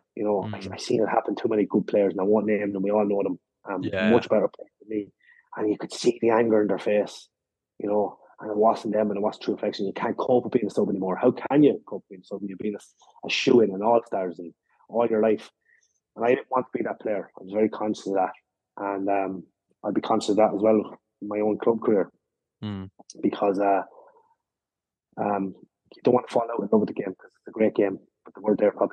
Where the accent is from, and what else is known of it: Ireland